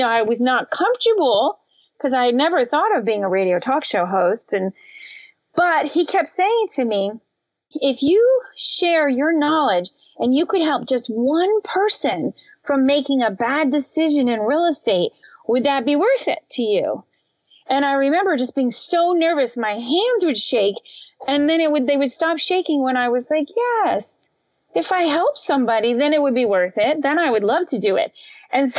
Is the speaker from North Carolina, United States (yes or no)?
no; Florida Keys, United States; We grew up in the Florida Keys